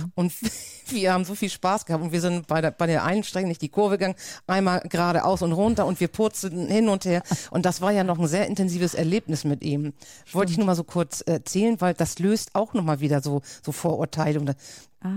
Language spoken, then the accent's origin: German; Schleswig-Holstein, Germany; accent: norddeutsch; also born or lived in Lübeck; ich komme aus Schleswig-Holstein, liegt ja ganz dicht bei Hamburg